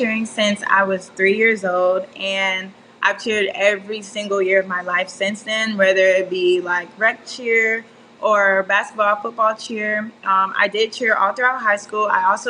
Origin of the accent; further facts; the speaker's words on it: Conyers, Georgia, United States; moved away as an adult; also born or lived in Miami, Florida; now in Tallahassee, United States; I'm originally from Miami, Florida, but I've lived in the metro Atlanta area for most of my life, Conyers, Georgia.